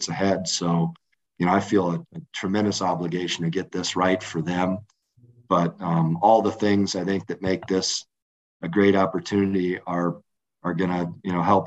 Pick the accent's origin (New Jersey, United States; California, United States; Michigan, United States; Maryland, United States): Michigan, United States; Battle Creek; now in Fort Collins, United States; I was a caddy at the Battle Creek Country Club, and that's my hometown